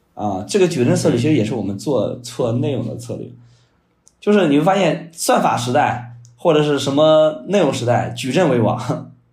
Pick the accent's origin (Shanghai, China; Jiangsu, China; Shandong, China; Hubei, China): Shandong, China; 因为我是山东人嘛，比较保守